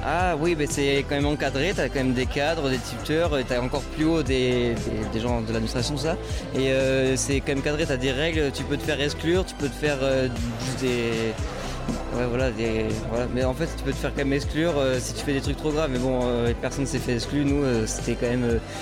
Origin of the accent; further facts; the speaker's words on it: Bordeaux, Nouvelle-Aquitaine, France; je viens pas du tout d'ici. Hein. je suis sur agent du coup là aujourd'hui et je viens de Bordeaux